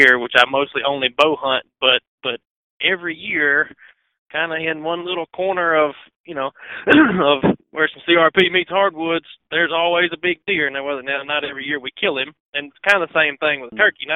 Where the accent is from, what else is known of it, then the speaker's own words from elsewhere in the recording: Northeast Mississippi, United States; moved away as an adult; now in Mississippi Delta, United States; I'm from Northeast Mississippi. I've lived, been in around the Delta for about 10 years now.